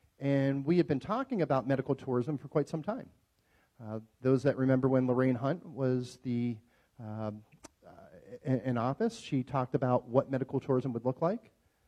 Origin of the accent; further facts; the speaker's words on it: Pittsburgh, Pennsylvania, United States; moved away as an adult; now in Las Vegas, United States; I'm not from Las Vegas originally, born and raised in Pittsburgh, Pennsylvania, but I decided to make Las Vegas my home about 25 years ago.